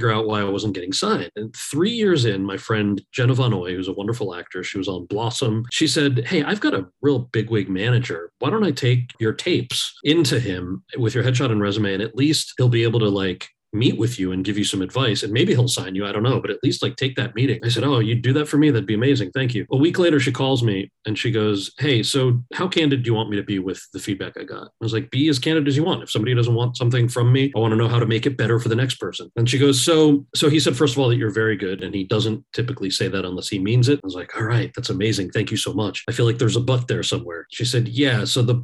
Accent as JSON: {"language": "English", "region": "New Jersey", "country": "United States", "tie": "born or raised there", "said": "I was born and raised in New Jersey, so my English is pretty good."}